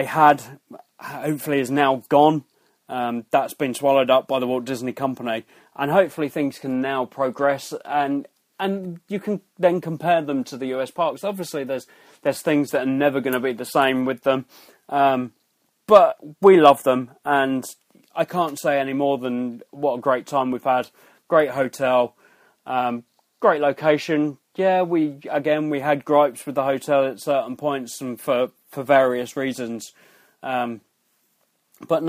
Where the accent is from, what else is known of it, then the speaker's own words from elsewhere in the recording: United Kingdom; we're British